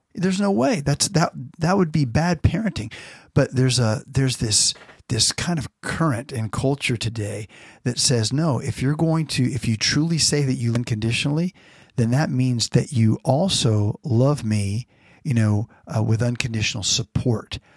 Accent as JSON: {"language": "English", "region": "Florida", "country": "United States", "tie": "born or raised there", "moved": "yes", "lives_now": "California, United States", "said": "growing up in Florida and now in California"}